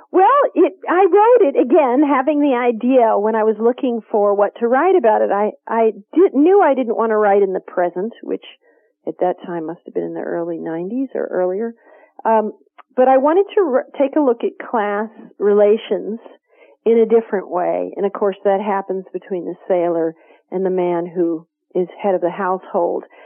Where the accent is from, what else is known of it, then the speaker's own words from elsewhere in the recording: Kentucky, United States; I grew up in Kentucky